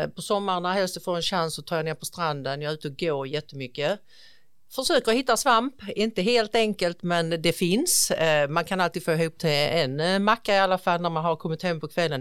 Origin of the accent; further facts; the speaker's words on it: Ausås, Skåne, Sweden; jag är faktiskt född och uppvuxen här i kommunen i en liten, liten by som heter Ausås